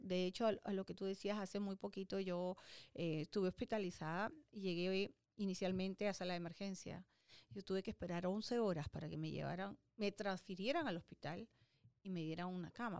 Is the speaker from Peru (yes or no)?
yes; Peru; moved away as an adult; now in United States; en Perú, ¿no? en mi país